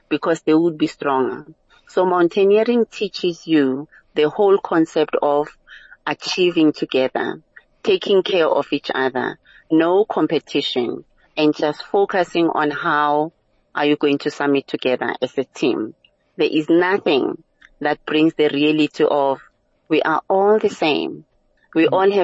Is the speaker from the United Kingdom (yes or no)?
no; South Africa; we left everything about being South African